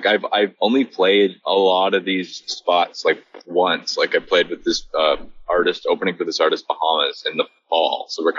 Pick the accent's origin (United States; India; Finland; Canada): Canada; You know, we're both from Canada, so we just kind of like